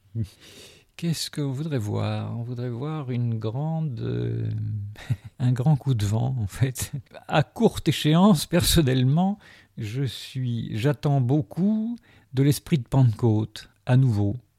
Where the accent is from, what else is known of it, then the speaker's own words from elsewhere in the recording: Algeria; now in France; je suis né en Algérie notamment, et je suis venu en France en 63